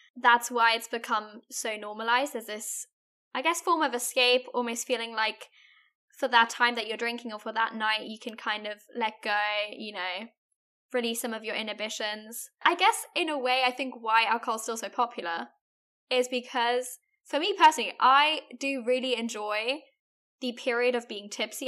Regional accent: Germany; I'm from Germany

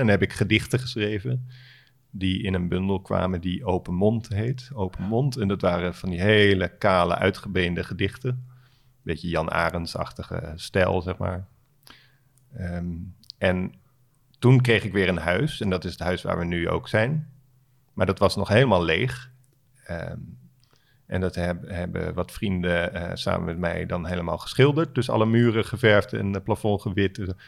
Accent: Alphen aan de Rijn, South Holland, Netherlands; moved away; Alphen aan de Rijn, eh, waar ik ben opgegroeid

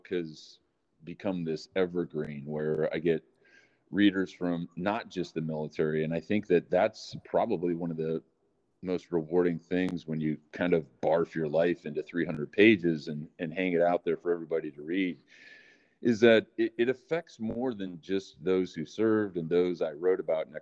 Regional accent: Waukegan, Illinois, United States; I was born in Waukegan, Illinois, far north suburb of Chicago. And my mom, amazing woman, raised me

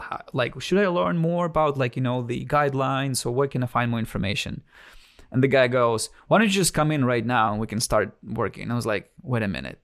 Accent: Siberia, Russia; English is a second language; moved away as an adult; now in United States; I was born and raised in Russia until the age of nineteen

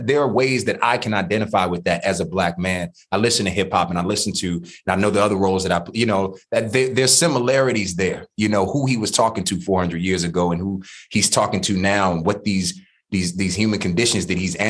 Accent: Washington, District of Columbia, United States; growing up in DC public schools

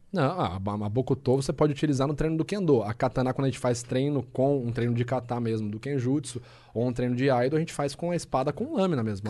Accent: Rio Claro, São Paulo, Brazil; moved away as an adult; lá na minha cidade, lá em Rio Claro

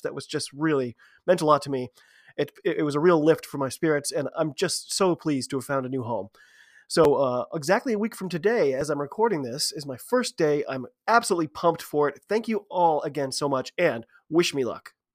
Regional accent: United States; I'm an American

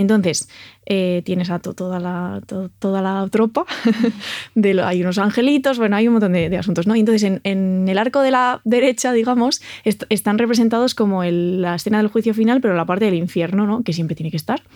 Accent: Santiago de Compostela, Galicia, Spain; moved away; mi ciudad natal, que es Santiago de Compostela

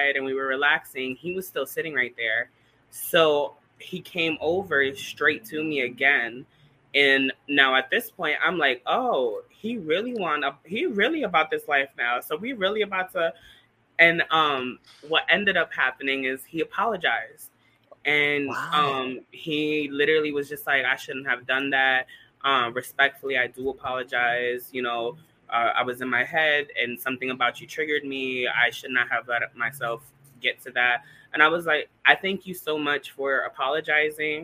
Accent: Bridgeport, Connecticut, United States; I was born and raised in Bridgeport, Connecticut.

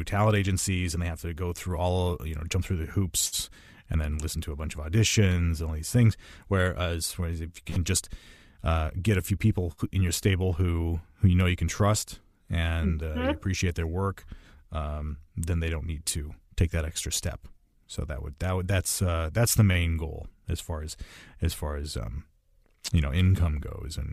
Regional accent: Midwest, United States; I'm from the Midwest most of my life

